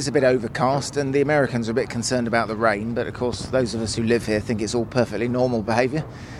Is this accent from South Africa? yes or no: no; United Kingdom; I'm from the UK.